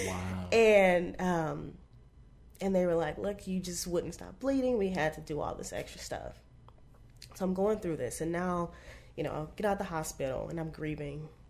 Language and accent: English; Arlington, Texas, United States; also born or lived in Bunkie, Louisiana; I grew up in Texas